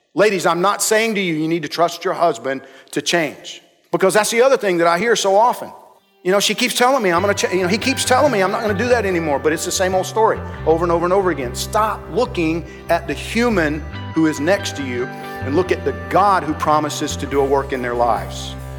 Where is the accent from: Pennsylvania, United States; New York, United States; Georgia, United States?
Georgia, United States; I'm from Georgia